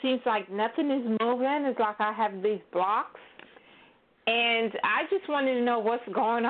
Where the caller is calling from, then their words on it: Florida, United States; I'm calling from Florida.